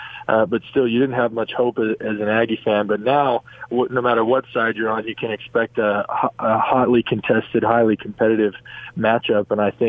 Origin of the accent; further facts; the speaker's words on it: Logan, Utah, United States; when I was a young kid growing up in Logan.